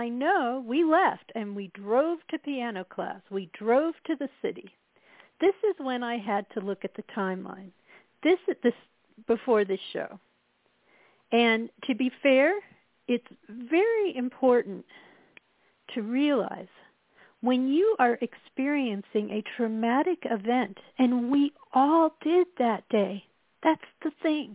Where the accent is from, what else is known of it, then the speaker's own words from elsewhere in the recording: Colorado, United States; moved away; also born or lived in Midwest; I was from Colorado